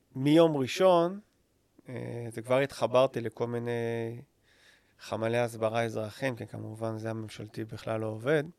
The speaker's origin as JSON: {"language": "Hebrew", "country": "Israel", "tie": "born or raised there", "said": "אני ישראלי, אני חי פה כל החיים שלי"}